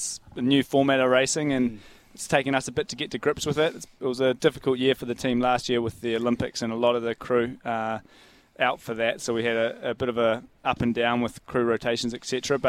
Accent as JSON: {"language": "English", "town": "Kerikeri", "region": "Northland", "country": "New Zealand", "tie": "born or raised there", "said": "So growing up in Kerikeri up north, and I played till I was about 14 or something like"}